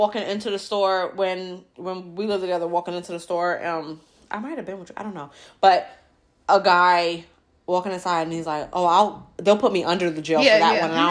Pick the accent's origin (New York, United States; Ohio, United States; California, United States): New York, United States; growing up in New York